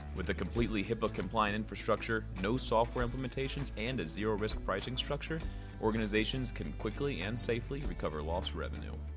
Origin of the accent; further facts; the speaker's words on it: Virginia, United States; I grew up in Virginia